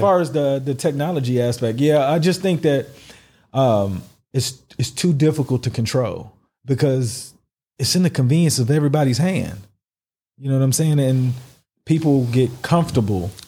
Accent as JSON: {"language": "English", "country": "United States", "moved": "yes", "lives_now": "United Arab Emirates"}